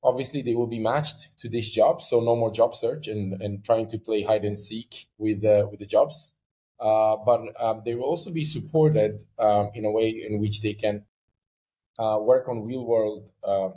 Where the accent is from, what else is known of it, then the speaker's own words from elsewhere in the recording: Sweden; now in United Arab Emirates; I'm from Sweden. So, you know, in Sweden, there's one curriculum